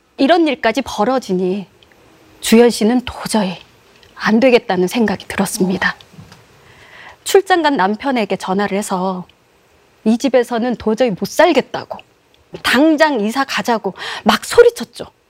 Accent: Busan, South Korea; 부산 네. 해운대구 출신이거든요

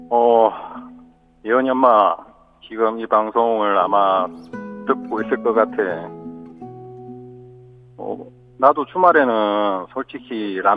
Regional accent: Gyeongsang, South Korea; 제가 경상도 사람이다 보니까.

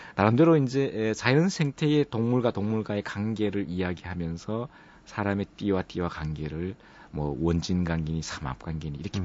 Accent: Andong, North Gyeongsang, South Korea; moved away; 제가 안동이 고향인데 어릴 때부터 살아왔던

